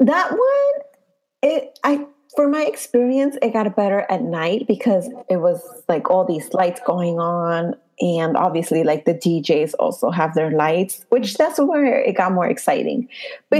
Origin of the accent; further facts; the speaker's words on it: New York City, New York, United States; I was from the Bronx